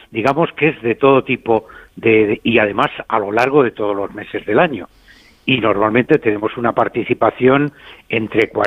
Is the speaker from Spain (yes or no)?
yes; Madrid, Community of Madrid, Spain; now in Abarca de Campos, Spain; Aunque yo soy de Madrid, pues actualmente vivo en Abarca de Campos.